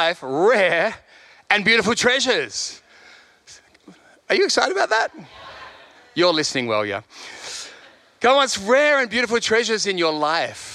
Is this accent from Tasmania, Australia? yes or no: no; Sydney, New South Wales, Australia; moved away as an adult; also born or lived in London; now in Perth, Australia; I'm not from Perth, I'm from Sydney, left there when I was 30.